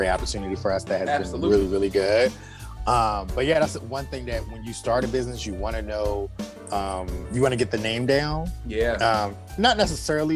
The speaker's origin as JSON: {"language": "English", "town": "Annapolis", "region": "Maryland", "country": "United States", "said": "I'm from Annapolis"}